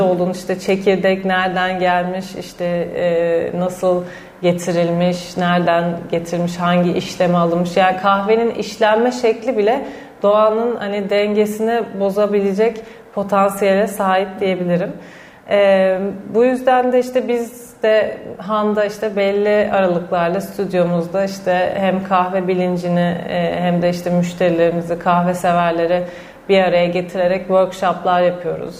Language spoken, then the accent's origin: Turkish; Istanbul, Turkey; benim çocukluğum da zaten Eminönü'nde geçti.